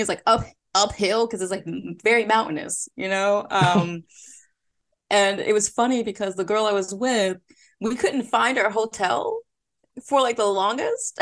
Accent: Philadelphia, Pennsylvania, United States; accent: Philly; moved away as an adult; also born or lived in South Korea; I'm from Philly, for Philadelphia, P A, so sometimes my Philly accent can come out when I'm really relaxed around friends.

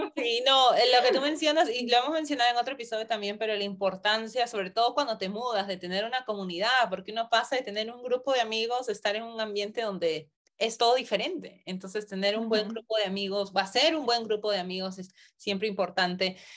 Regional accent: Peru; moved away as an adult; also born or lived in United States; yo nací en Perú, me mudé a Estados Unidos

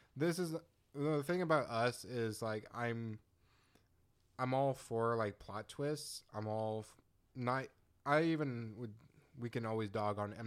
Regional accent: United States

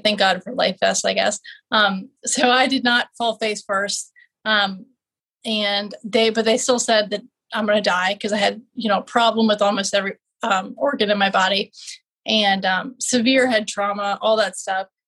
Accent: Richmond, Virginia, United States; MCV in Richmond, in my hometown

